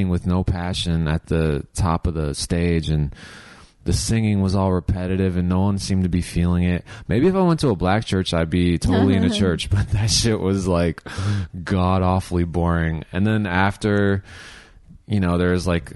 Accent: Saline, Michigan, United States; also born or lived in Lapeer, Michigan; I also grew up in Saline, which is right by Ann Arbor

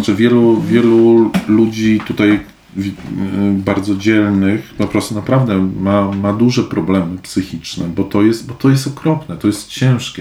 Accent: Poland; wychowałem się w czasach, kiedy, kiedy z Polski ludzie też uciekali z tych powodów. W latach osiemdziesiątych nie leciały nam bomby na głowy, a uciekaliśmy z Polski

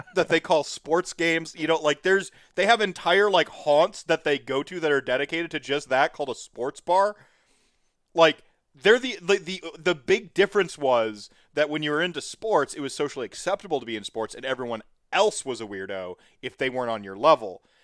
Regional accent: North Carolina, United States; also born or lived in Minnesota / Winona, Minnesota; now in Wisconsin, United States; I was born in Minnesota, raised in North Carolina, and I reside in Wisconsin

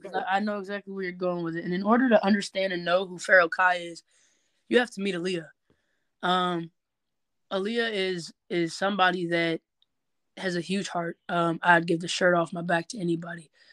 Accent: Norwalk, Ohio, United States; also born or lived in Bellevue, Ohio / Southfield, Michigan / Detroit, Michigan; now in Cleveland, United States; half my life I was raised in Norwalk, the other half I was raised in Michigan. You know, I lived in Southfield and Detroit.

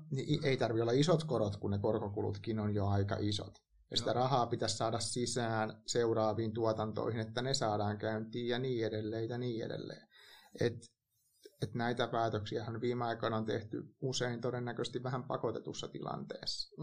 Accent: Hämeenlinna, Kanta-Häme, Finland; mä kasvoin Hämeenlinnassa

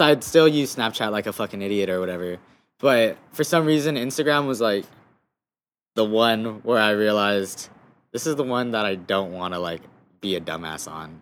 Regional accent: Guam; moved away; also born or lived in United States; growing up on Guam was cool

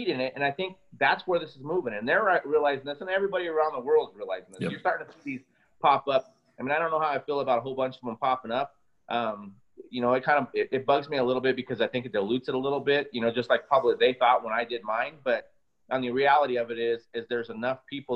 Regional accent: United States; being an American

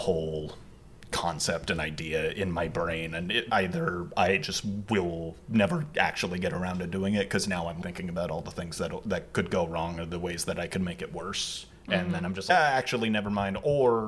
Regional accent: San Diego, California, United States; I'm from San Diego originally, but I have a lot of family in L.A.

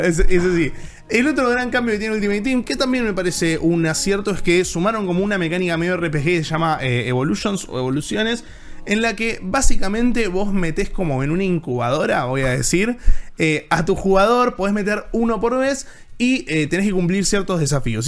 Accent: Argentina; siendo argentinos

